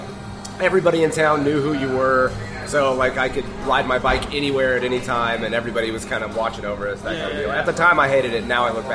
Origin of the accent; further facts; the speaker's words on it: Imperial, Nebraska, United States; I grew up in an incredibly isolated small town in the middle of nowhere, Nebraska. A little town called Imperial. It was, like, 2,000 people. There are no stoplights. It was an hour drive to the nearest Walmart.